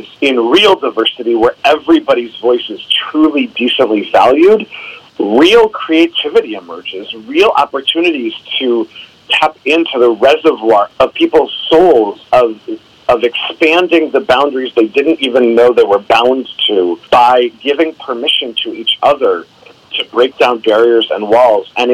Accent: Minnesota, United States; I grew up here in Minnesota in the 70s and 80s out in the suburbs

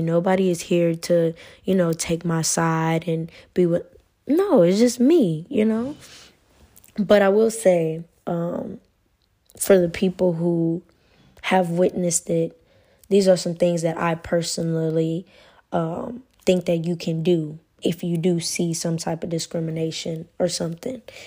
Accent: United States; moved away as an adult; now in Italy; I'm American

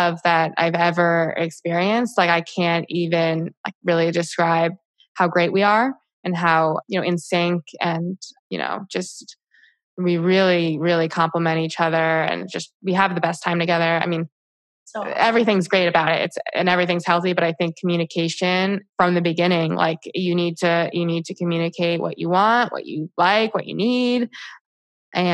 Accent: Westfield, New Jersey, United States; also born or lived in Boston; growing up in Westfield

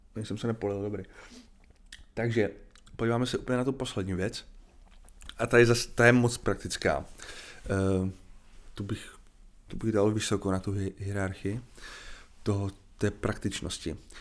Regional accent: Czechia; já mám dvě možnosti jako Čech

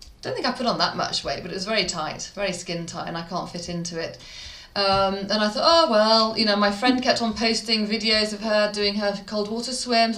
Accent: Midlands, United Kingdom; I'm from the Midlands, so I put on a Brummie accent.

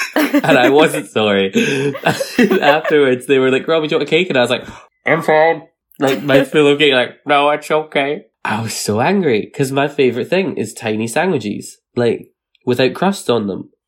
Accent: Scotland, United Kingdom; accent: Fife; I don't want to insult anyone from Fife. It's not my favorite accent, and my mum always raised me to like speak properly because my mum was from Edinburgh, and then I moved to Edinburgh

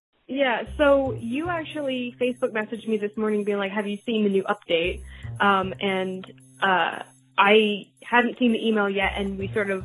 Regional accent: Canada; As a Canadian

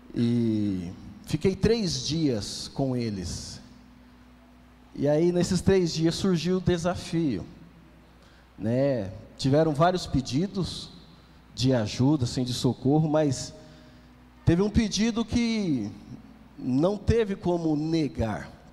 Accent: Greater São Paulo, Brazil; Nascido e criado aqui na Grande São Paulo

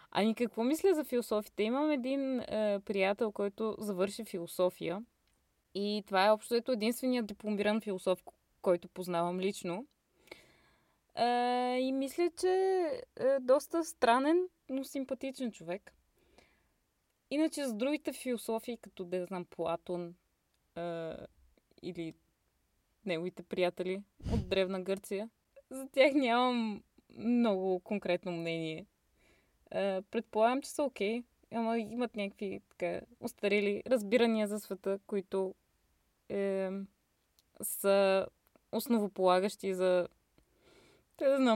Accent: Stara Zagora, Stara Zagora Province, Bulgaria; now in Berlin, Germany; От Стара Загора. На колко години си? На 27 и една седмица.

